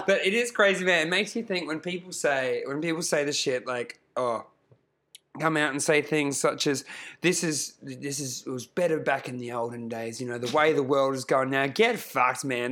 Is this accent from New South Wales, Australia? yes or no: no; Queensland, Australia; I grew up in, I grew up in Queensland